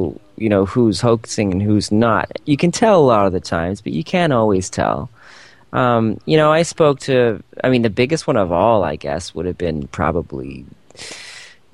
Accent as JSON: {"language": "English", "country": "Canada", "said": "I'm from Canada. We're pretty nice up here."}